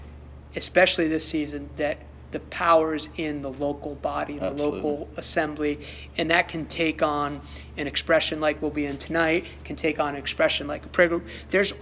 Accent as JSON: {"language": "English", "country": "United States", "said": "I love being American"}